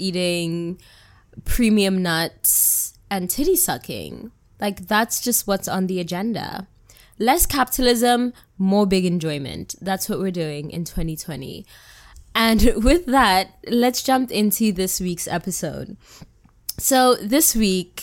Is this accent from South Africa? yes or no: yes; South Africa; now in New York, United States; I am your South African living in New York, favorite African auntie